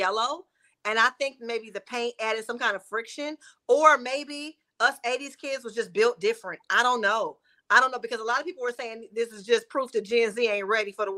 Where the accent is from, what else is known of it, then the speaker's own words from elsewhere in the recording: Detroit, Michigan, United States; now in West Hollywood, United States; Born and raised in the Motor City